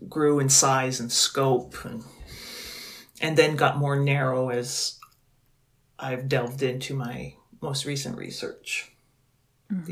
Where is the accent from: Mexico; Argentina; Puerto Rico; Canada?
Canada; New Brunswick; first language English; moved away as an adult; now in Western Washington, United States; I grew up in New Brunswick